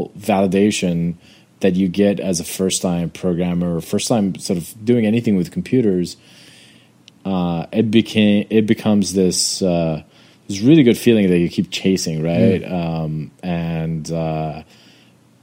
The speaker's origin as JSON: {"language": "English", "town": "Amman", "region": "Amman Governorate", "country": "Jordan", "tie": "born or raised there", "said": "I grew up in Jordan, in Amman, Jordan"}